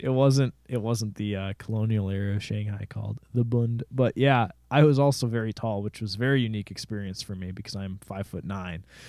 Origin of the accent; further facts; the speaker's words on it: Jordan, Minnesota, United States; I'm from Jordan, Minnesota, which is even smaller than Rosemount, Minnesota.